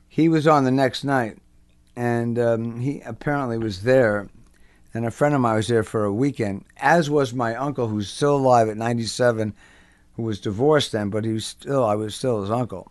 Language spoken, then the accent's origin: English; Englewood, New Jersey, United States; also born or lived in Brooklyn, New York; And then they moved to New Jersey, and I was raised there